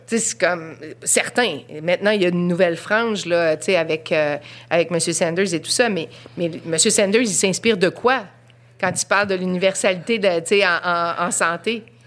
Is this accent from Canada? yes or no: yes; Quebec, Canada; notre dénominateur commun, c'est d'être Québécois